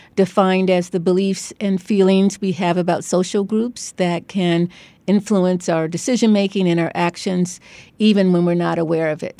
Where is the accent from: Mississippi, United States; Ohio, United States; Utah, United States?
Ohio, United States; Cleveland; moved away as an adult; also born or lived in Beachwood, Ohio / New Haven, Connecticut; now in Stanford, United States; I grew up in Cleveland in an all-black neighborhood